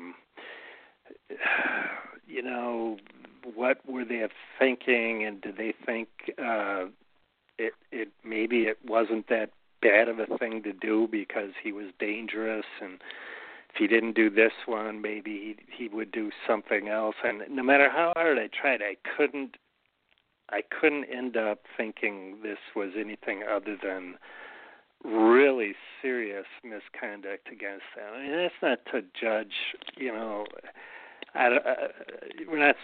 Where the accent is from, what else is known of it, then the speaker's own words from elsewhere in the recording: Milwaukee, Wisconsin, United States; now in Manitowoc, United States; I grew up in Milwaukee, so it's an hour and a half straight south, and now it's 3 hours straight south because we're an hour and a half from Milwaukee